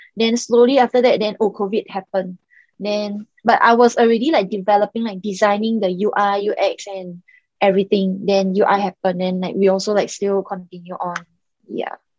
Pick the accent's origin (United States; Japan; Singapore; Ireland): Singapore; also born or lived in Macau; I was actually born in Macau and I grew up in Singapore